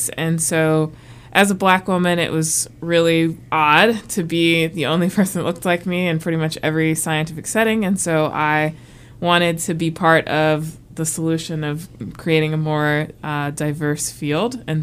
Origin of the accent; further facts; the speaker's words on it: South Carolina, United States; I'm from We'll say South Carolina. We'll say I'm from South Carolina. We'll say that. Yeah. That's I'm a military brat, so I moved around a lot, but spent most of my time and I graduated high school in South Carolina